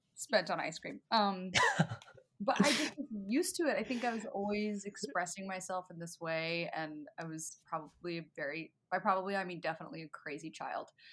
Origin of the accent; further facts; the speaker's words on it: Richmond, Virginia, United States; moved away; local stuff in my hometown in Virginia